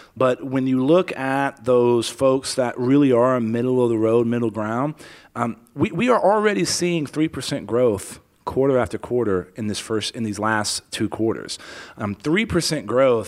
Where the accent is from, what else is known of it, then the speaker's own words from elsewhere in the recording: San Antonio, Texas, United States; also born or lived in Helotes, Texas / Afghanistan; I grew up in Leon Valley